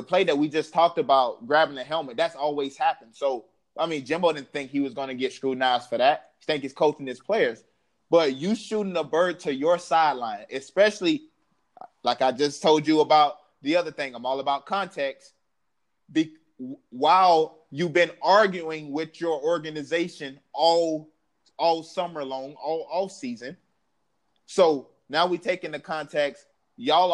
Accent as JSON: {"language": "English", "region": "the South", "country": "United States", "said": "I'm from the South"}